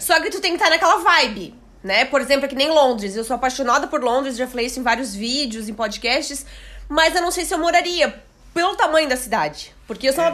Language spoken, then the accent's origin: Portuguese; Blumenau, Santa Catarina, Brazil; Eu sou de Blumenau